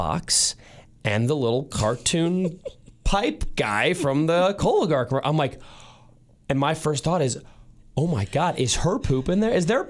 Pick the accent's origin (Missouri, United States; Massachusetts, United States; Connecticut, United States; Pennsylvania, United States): Missouri, United States; St. Louis; now in Kansas City, United States; Now, Mrs. Keller and I am originally from St. Louis. My wife originally from Chicago. We live in Kansas City now, so we don't have family in town.